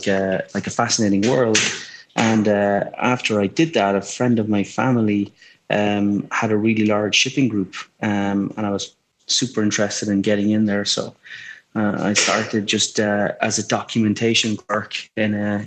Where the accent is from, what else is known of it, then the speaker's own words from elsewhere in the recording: Ireland; I grew up in Ireland